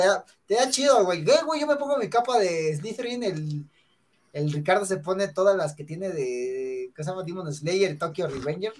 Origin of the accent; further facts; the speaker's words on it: Mexico; típico mexicano, bueno, somos típicos mexicanos